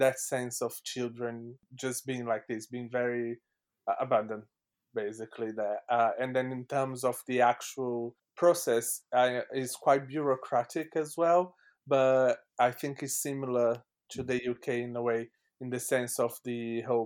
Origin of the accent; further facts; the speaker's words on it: Brazil; English is a second language; now in London, United Kingdom; I was born in Brazil, but my family is French